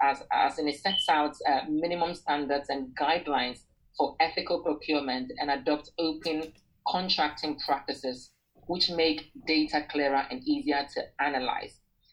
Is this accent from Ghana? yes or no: yes; Ghana; moved away; I'm from Ghana originally